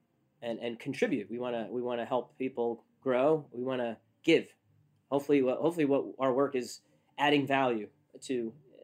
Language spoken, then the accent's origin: English; Northeast, United States; I'm from the Northeast.